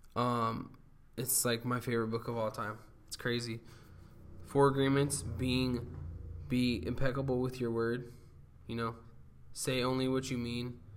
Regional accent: Huntington Beach, California, United States; now in Long Beach, United States; born and raised in Huntington Beach, California. I now live in Belmont Shore, which is uh, the nicest, nicer part of Long Beach

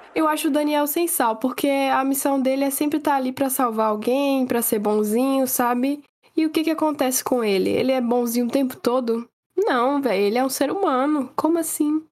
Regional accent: Northeast Region, Brazil; eu sendo nordestina

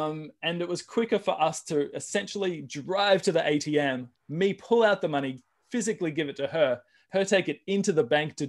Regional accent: Australia; now in United States; And, you know, we came from Australia, we owned property in Australia.

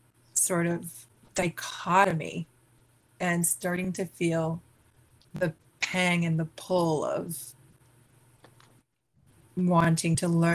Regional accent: Boston, Massachusetts, United States; Yeah, I was born in Boston, Massachusetts, the East Coast of America

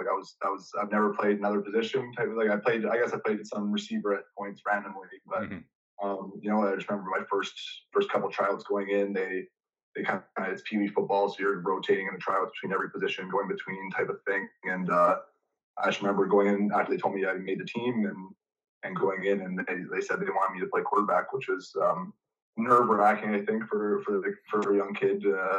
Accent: Calgary, Alberta, Canada; I'm from Calgary, Alberta.

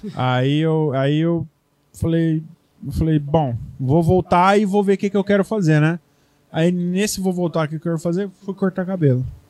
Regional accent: Brazil; moved away; sou brasileiro

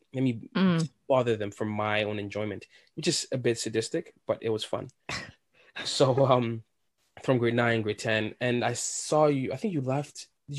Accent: Nigeria; English is a second language; like I don't have an accent anymore, but it's like, oh my God, like … Oh, you have an accent. Where are you from? And I tell them, and they were intrigued.

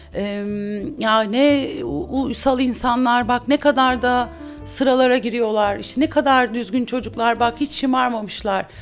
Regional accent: İzmir, Turkey; also born or lived in Bandırma; Ben İzmir'de büyüdüm.

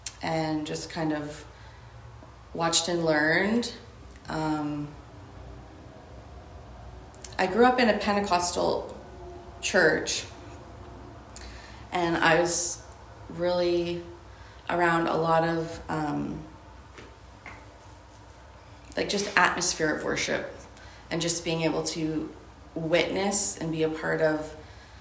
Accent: Ontario, Canada; moved away as an adult; also born or lived in Alberta; I grew up in Ontario.

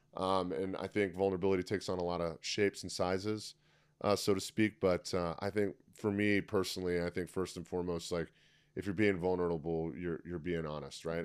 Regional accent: Tampa, Florida, United States; I opened up a CrossFit gym in my hometown of Tampa, Florida

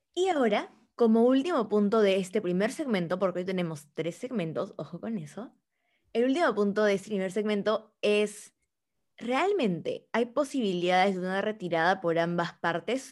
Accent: Peru; nosotros como peruanos

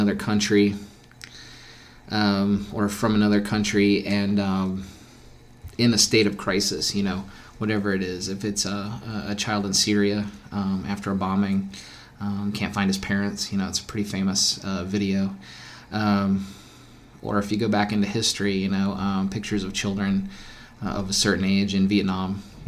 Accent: United States; we're American

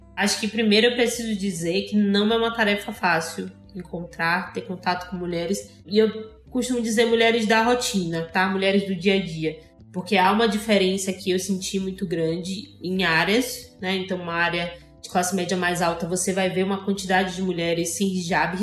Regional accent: Salvador, Bahia, Brazil; moved away as an adult; now in Egypt; Sou soteropolitana, tenho 24 anos

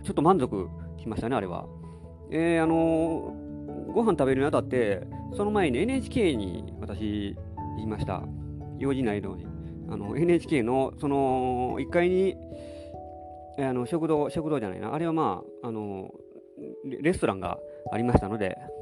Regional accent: Nara, Japan; 私は奈良に育ち

